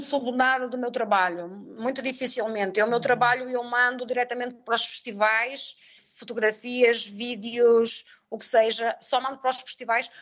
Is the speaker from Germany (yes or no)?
no; Portugal; moved away as an adult; also born or lived in Mexico; now in Valladolid, Mexico; eu digo que sou portuguesa